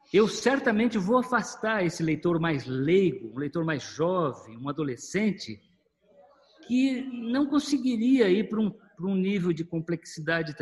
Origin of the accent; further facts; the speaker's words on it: Maringá, Paraná, Brazil; eu sou é, paranaense de Maringá. É, nasci numa família de agricultores